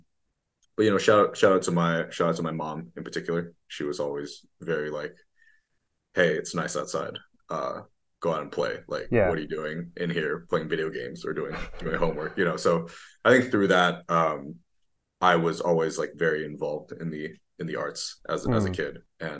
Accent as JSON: {"language": "English", "region": "Beijing", "country": "China", "tie": "born or raised there", "also_born_or_lived": "Bay Area, United States", "said": "because I was born in the Bay Area. When I was six, I moved back to China. So between 6 to 18, I actually went to school in Beijing."}